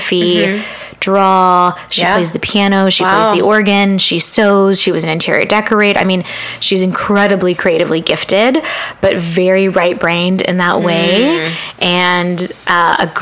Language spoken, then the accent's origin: English; Dallas, Texas, United States; moved away as an adult; now in Los Angeles, United States; Growing up in Dallas, I lived in the suburbs of Dallas